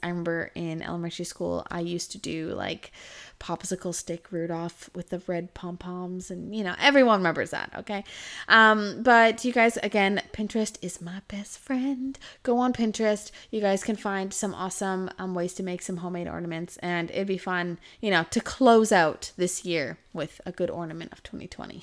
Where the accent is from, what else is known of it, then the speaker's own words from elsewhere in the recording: Kelowna, British Columbia, Canada; now in Australia; in my hometown called, uh, in Kelowna